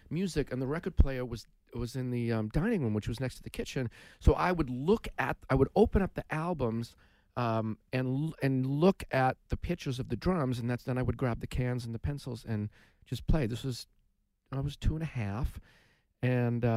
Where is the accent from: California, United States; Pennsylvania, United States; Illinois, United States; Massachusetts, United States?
Massachusetts, United States; growing up in Mass, for me, it's all about sports